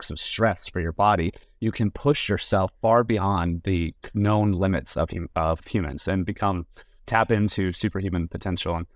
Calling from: San Francisco, California, United States; And I'm currently in San Francisco, but I'm a little tired.

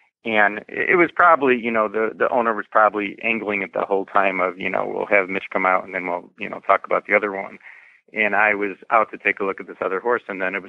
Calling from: Chicago, Illinois, United States; I am just outside the Chicago area in the suburbs of Chicago, about 30, 40 minutes north of Chicago.

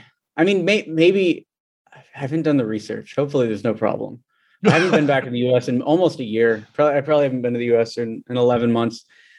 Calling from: Delhi, India; I'm in Delhi.

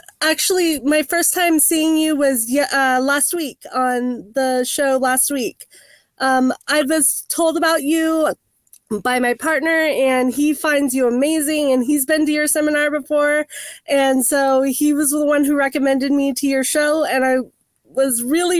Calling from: Cypress, California, United States; Cypress, California.

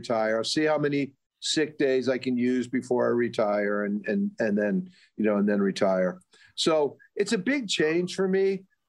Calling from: Western Massachusetts, United States; I'm calling in from Western Mass.

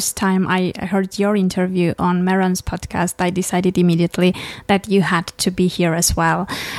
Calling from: Armenia; English is a second language; the success is based on the listeners whom I don't know, because I'm podcasting from Armenia.

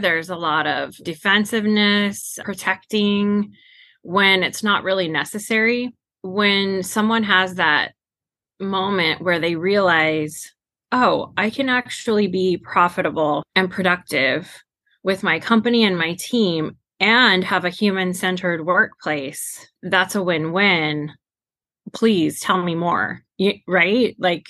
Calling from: Clovis, California, United States; I am based out of Central California, a little town called Clovis.

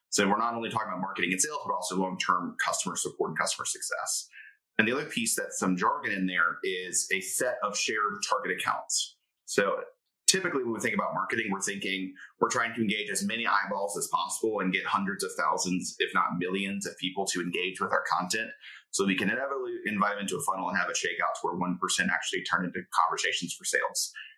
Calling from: Indianapolis, Indiana, United States; I am tuning in from Indianapolis, Indiana.

